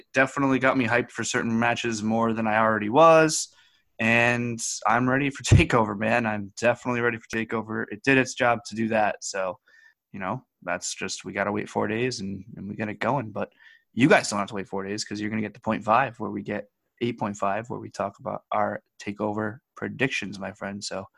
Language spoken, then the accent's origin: English; Saskatchewan, Canada; from Saskatchewan.